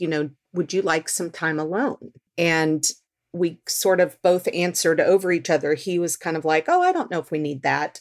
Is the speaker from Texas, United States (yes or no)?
yes; Texas, United States; now in Seattle, United States; I grew up in Texas